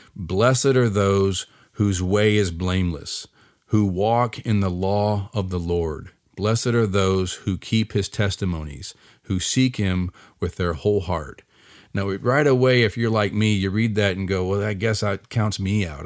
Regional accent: United States; I'm an American like anybody else

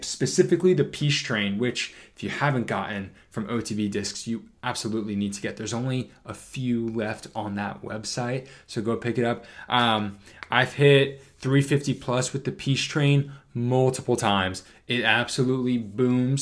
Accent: Northeast, United States; growing up in the Northeast

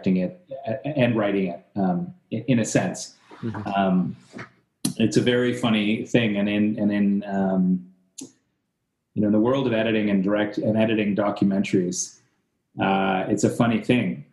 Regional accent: Canada; growing up as a Canadian

